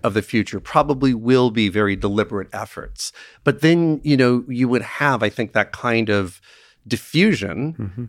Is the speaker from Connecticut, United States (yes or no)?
yes; Connecticut, United States; my home state of Connecticut